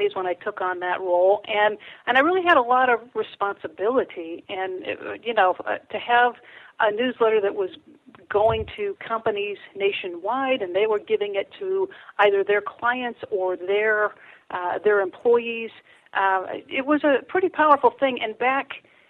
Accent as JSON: {"language": "English", "town": "Benton Harbor", "region": "Michigan", "country": "United States", "tie": "born or raised there", "moved": "yes", "lives_now": "San Diego, United States", "said": "Southwest corner down Benton Harbor, St. Joe area."}